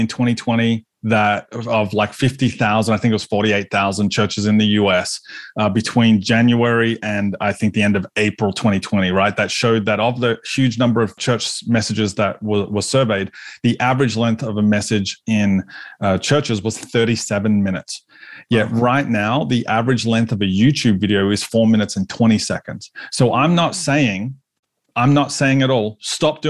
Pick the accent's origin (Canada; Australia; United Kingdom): Australia; I'm Aussie